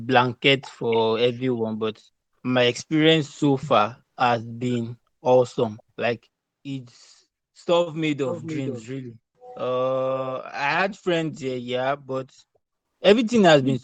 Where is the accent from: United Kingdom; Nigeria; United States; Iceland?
Nigeria; Lagos; moved away as an adult; now in Canada; I grew up in Lagos